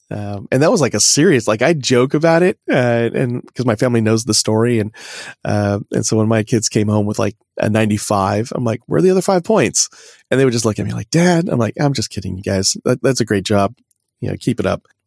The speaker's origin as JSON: {"language": "English", "region": "Oklahoma", "country": "United States", "tie": "born or raised there", "said": "I was born in Oklahoma"}